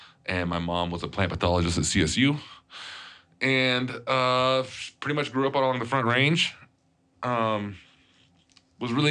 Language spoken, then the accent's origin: English; Poland; moved away; I was born in Poland